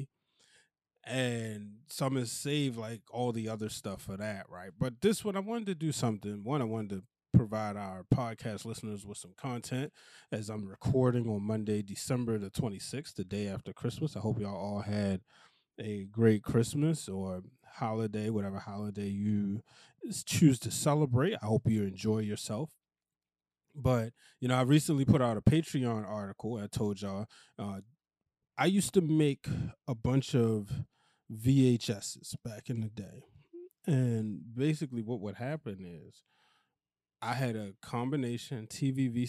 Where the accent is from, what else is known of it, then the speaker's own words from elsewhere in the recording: Baltimore, Maryland, United States; accent: Baltimore; my Baltimore accent